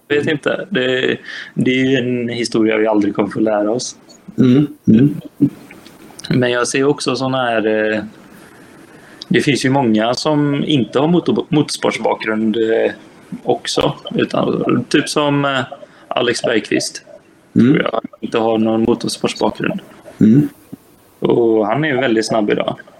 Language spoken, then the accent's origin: Swedish; Gothenburg, Västra Götaland, Sweden; jag är göteborgare